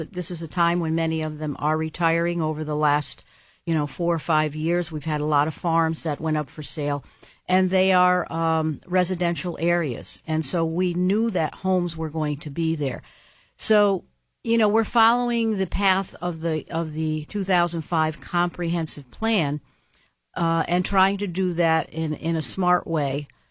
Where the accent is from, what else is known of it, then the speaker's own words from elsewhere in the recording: Schenectady, New York, United States; now in Latham, United States; I grew up in Schenectady and moved to, uh, Latham in the town of Colony when I got married